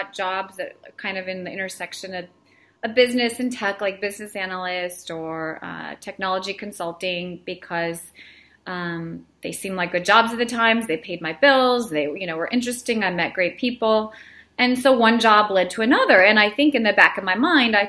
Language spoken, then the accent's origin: English; Belarus; now in United States; I was born in Belarus, so I'm, you know, was an immigrant with my family